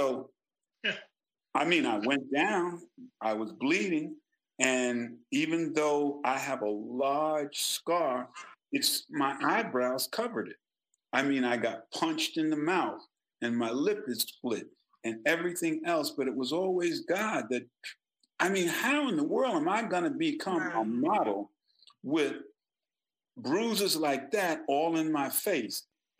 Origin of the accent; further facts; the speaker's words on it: South Carolina, United States; We came from South Carolina, and Mama knew what was going on in South Carolina.